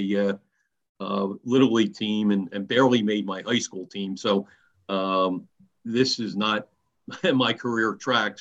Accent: Haddon Heights, New Jersey, United States; I grew up in Haddon Heights, New Jersey, a small town in South Jersey

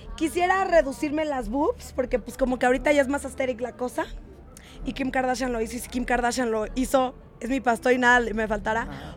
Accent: Mexico City, Mexico; also born or lived in Satélite; Soy de la Ciudad de México, Chilang Chilangolandia, Sateluca

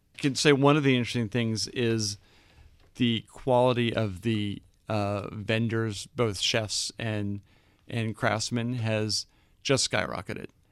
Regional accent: Boston, Massachusetts, United States; also born or lived in London; now in New York, United States; I grew up in Boston

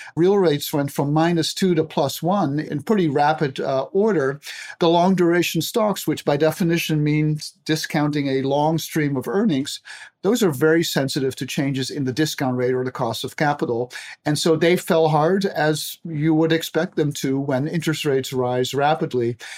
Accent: Aruba; moved away as an adult; now in United States; I grew up, born and raised in Aruba of Dutch parents, found my way to the U S, and I have been here my whole adult life

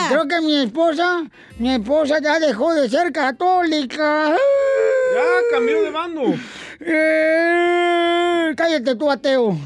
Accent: Ocotlán, Jalisco, Mexico; Yo soy de la colonia Florida y por la calle Iturbide

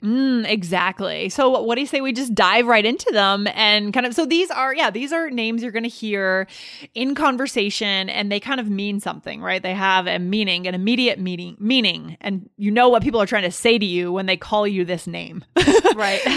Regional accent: Northeast, United States; I grew up in the Northeast

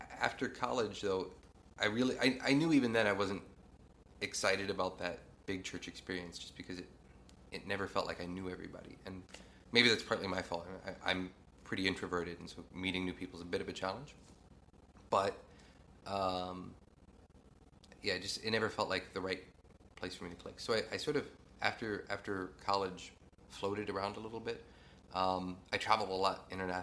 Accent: East Central Indiana, United States; So I grew up in sort of East Central Indiana. Grew up in a really small town.

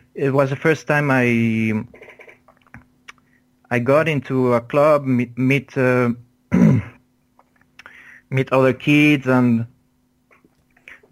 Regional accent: Luxembourg; moved away as an adult; also born or lived in Pamplona, Spain; now in Madrid, Spain; my nationality is Spaniard, but actually I lived 20 years in Luxembourg. So actually I grew up in Luxembourg.

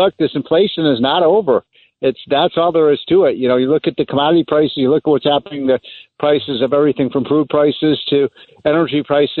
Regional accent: Chicago, Illinois, United States; moved away; I'm from Chicago

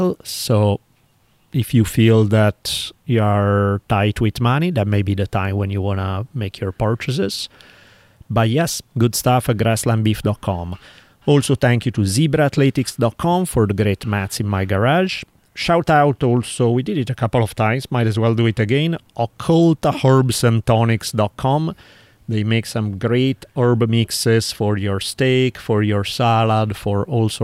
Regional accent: Italy; accent: heavy Italian; English is a second language; my heavy Italian accent

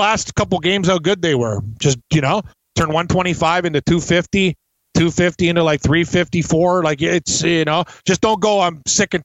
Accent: Toronto, Ontario, Canada; we're from Toronto

